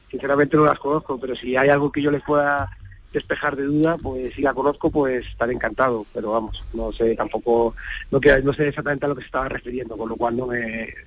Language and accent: Spanish; Ceuta, Spain; Yo desde que, saben que desde que me salí de Ceuta, eh, he ayudado todo lo que he podido, he tenido reuniones, he visitado Ceuta